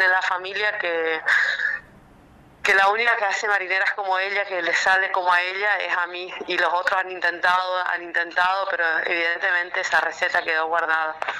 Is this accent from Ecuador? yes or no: no; Chaco, Argentina; also born or lived in Corrientes, Argentina; Nací en la provincia de Corrientes, eh, en la capital de Corrientes, pero el Chaco me adoptó cuando tenía seis años y bueno, soy chaqueña